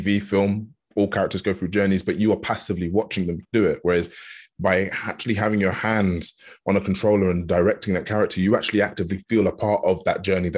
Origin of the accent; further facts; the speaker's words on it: Hertfordshire, East of England, United Kingdom; I was brought up in Hertfordshire